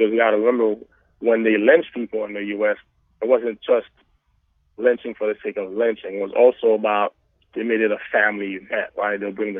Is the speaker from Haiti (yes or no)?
yes; Jacmel, Sud-Est, Haiti; I'm from Haiti. I grew up in the south in a town called Jacmel